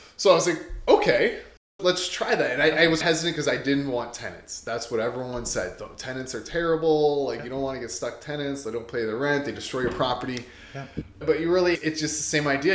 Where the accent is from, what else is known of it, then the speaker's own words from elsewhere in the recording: Windsor, Ontario, Canada; I'm born and raised in Windsor, Essex County